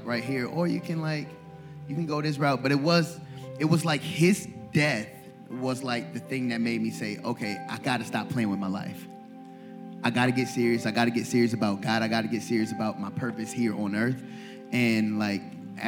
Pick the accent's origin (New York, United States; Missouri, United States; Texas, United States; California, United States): New York, United States; Buffalo; moved away as an adult; also born or lived in Atlanta, Georgia; now in Rockford, United States; I grew up in Buffalo.